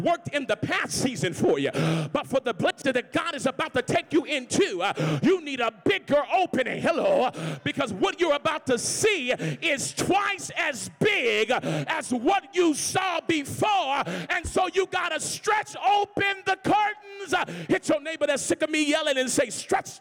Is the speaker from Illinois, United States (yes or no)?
no; New Orleans, Louisiana, United States; I'm from the country. I'm from New Orleans, Louisiana, so that's how we talk.